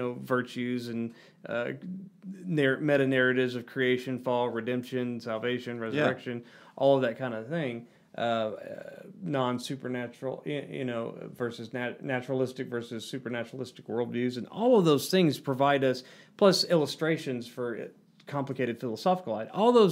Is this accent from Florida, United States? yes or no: no; Arkansas, United States; Yeah, there's a lot of meth out there. I'm from Arkansas. We got plenty of meth.